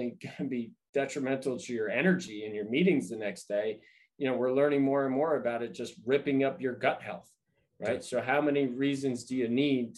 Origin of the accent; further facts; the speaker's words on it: New York, United States; now in California, United States; I'm originally from New York